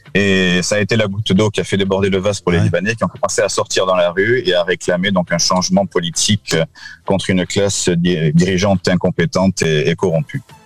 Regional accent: France; also born or lived in Lebanon; now in Portugal; nous sommes français avec les enfants

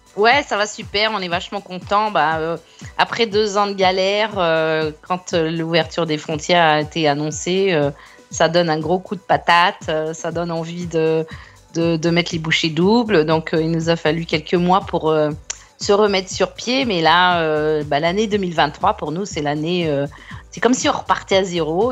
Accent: France; now in Australia; en tant que française

